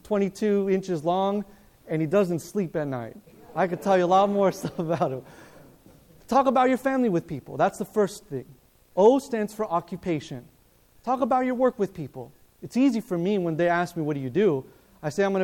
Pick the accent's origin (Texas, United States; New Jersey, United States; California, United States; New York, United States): California, United States; Loma Linda; I was born in Loma Linda